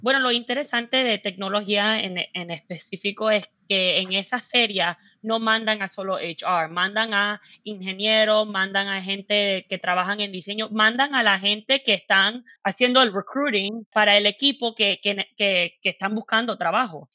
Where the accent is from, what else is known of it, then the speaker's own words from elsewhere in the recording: Miami, Florida, United States; Spanish is a second language; moved away as an adult; now in Seattle, United States; yo nací en los Estados Unidos, en Miami, y mis papás son cubanos